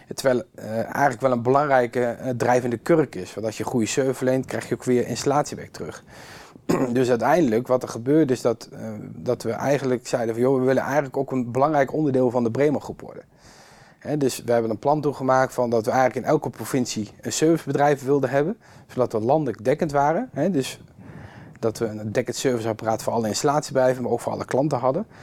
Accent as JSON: {"language": "Dutch", "town": "Kampen", "region": "Overijssel", "country": "Netherlands", "tie": "born or raised there", "said": "ik ben hier opgegroeid in Kampen, in een volksbuurt."}